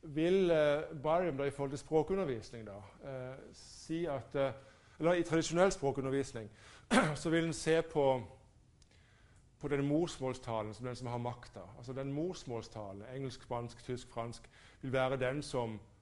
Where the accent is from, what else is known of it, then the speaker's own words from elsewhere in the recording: Norway; jeg som nordmann